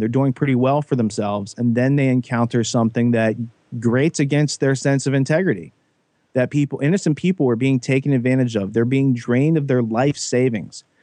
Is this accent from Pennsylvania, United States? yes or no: yes; Western Pennsylvania, United States; I grew up in Western Pennsylvania, pretty naive.